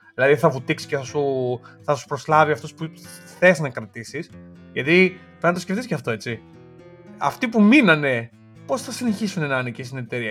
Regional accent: Greece; όταν ήμασταν παιδιά, νομίζω στην Ελλάδα γενικά ήμασταν πιο πολύ DC παρά Marvel

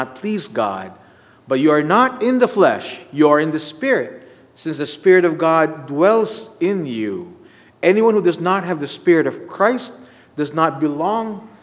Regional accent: Philippines; now in United States; I was in my home country

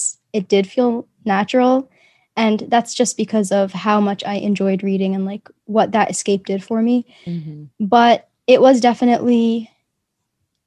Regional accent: New York, United States; being an immigrant, but also living in New York. I think it's a very specific like kind of childhood

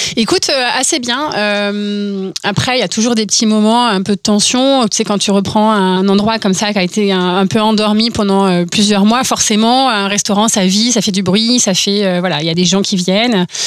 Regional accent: Orsay, Île-de-France, France; je viens d'Orsay, donc de la vallée chevreuse, et euh, là-bas, c'est un peu conditionné, en fait, puisque tu grandis entre le CNRS, l'INRA, Polytechnique

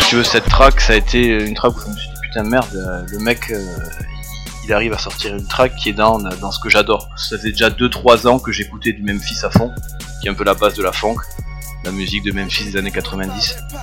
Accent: Toulouse, Occitania, France; je viens de Toulouse, je suis né en 87, donc du sud-ouest. J'ai grandi donc, dans l'est de Toulouse

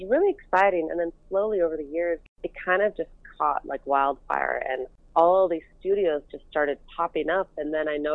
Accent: San Francisco, California, United States; also born or lived in Los Angeles / Las Vegas; I grew up in San Francisco in the Bay Area.

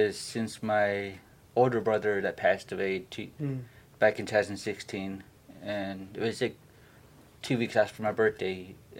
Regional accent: Nenana, Alaska, United States; moved away as an adult; now in Kenai, United States; I'm from Nenano, and I moved here in August.

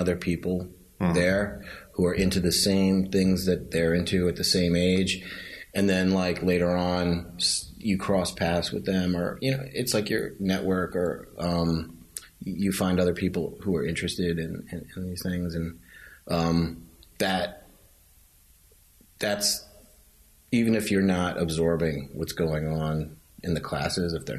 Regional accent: New York City, New York, United States; I grew up in Lower Manhattan

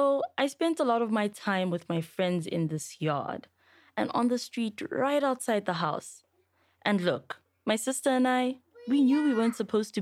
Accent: Johannesburg, Gauteng, South Africa; I was born in Alex. I grew up here too

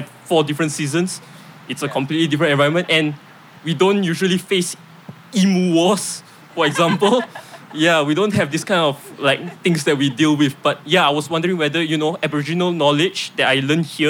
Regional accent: Singapore; now in Australia; I'm an international student. I'm from Singapore.

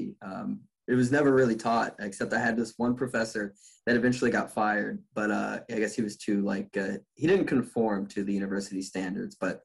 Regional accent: United States; growing up in the United States

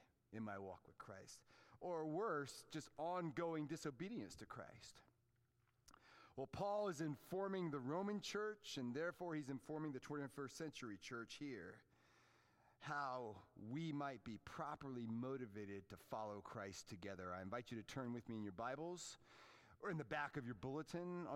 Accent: Fairfax, Virginia, United States; the neighborhood where I grew up in Fairfax, Virginia

